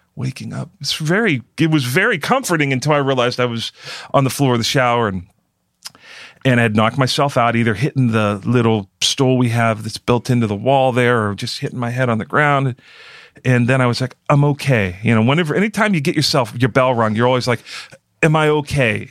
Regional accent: Pittsburgh, Pennsylvania, United States; I'm from Pittsburgh and I'm cheap.

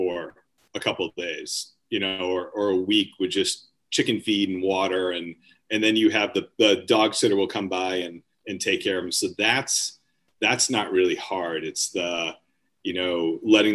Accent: Beverly, Massachusetts, United States; I actually grew up in Beverly

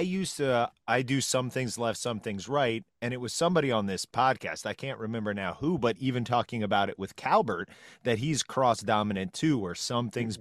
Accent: Peru, Indiana, United States; I'm from Peru, Indiana, home of Kyle Macy

